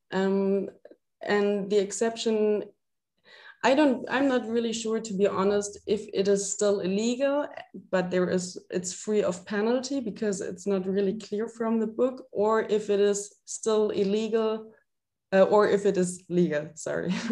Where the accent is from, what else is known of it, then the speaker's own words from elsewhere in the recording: Freiburg, Baden-Württemberg, Germany; moved away as an adult; now in Würzburg, Germany; I'm like originally from Freiburg. I don't know if you know that that's in the southwest of Germany.